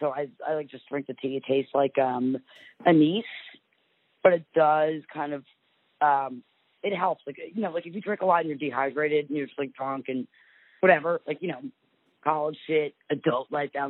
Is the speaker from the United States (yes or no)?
yes; New Jersey, United States; because I'm like Italian, I'm from New Jersey